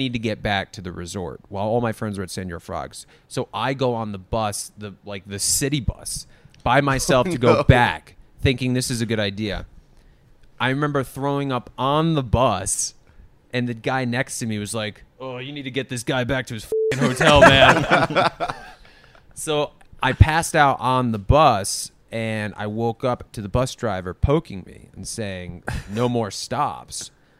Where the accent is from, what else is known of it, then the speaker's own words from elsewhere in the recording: Rhode Island, United States; born middle class. My parents raised me, went to college, got a job, got married, grew up in Rhode Island.